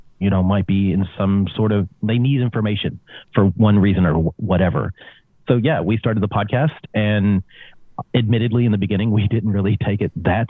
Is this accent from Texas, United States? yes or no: no; Kentucky, United States; now in Australia; I was born in Kentucky